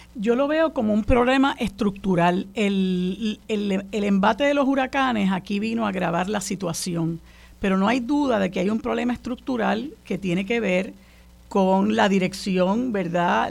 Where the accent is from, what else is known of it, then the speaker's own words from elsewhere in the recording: Puerto Rico; los puertorriqueños